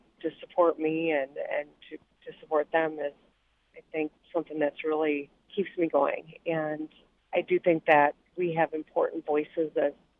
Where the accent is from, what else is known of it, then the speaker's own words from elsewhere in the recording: Grand Rapids, Michigan, United States; I grew up in Grand Rapids, and we had our eighth grade trip to the state Capitol